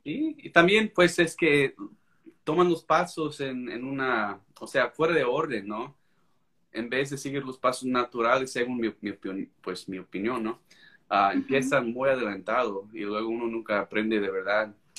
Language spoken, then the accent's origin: Spanish; United States; first language English; Spanish is a second language; soy americano, pues creo que se me nota